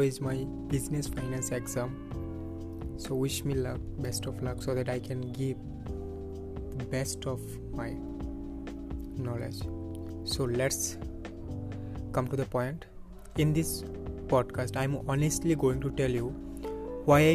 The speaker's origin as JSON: {"language": "English", "region": "Tripura", "country": "India", "second_language": "English", "moved": "as an adult", "lives_now": "Guwahati, India", "said": "I am from Tripura and I am doing my BBA from Assam"}